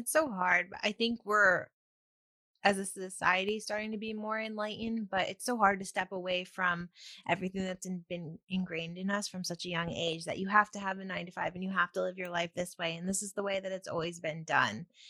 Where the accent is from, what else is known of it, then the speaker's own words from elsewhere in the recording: near Ithaca, Upstate New York, United States; moved away; also born or lived in New Jersey; Upstate New York